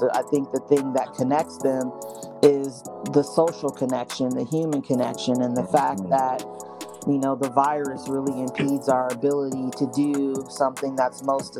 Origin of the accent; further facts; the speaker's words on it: Seattle, Washington, United States; moved away; I'm originally from Seattle